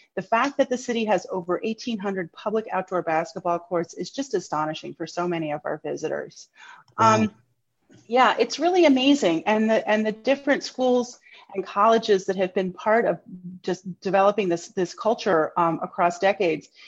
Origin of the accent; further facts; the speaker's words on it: New York City, New York, United States; moved away as an adult; now in Lehigh Valley, United States; I am originally from New York, born and raised